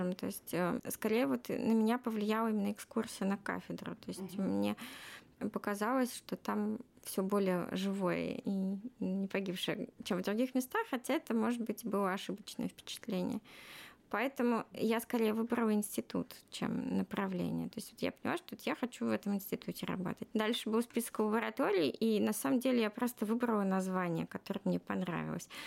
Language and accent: Russian; Moscow Oblast, Russia; так как я из Подмосковья, то общежитие фактически только физтех давал, а остальные вузы нет.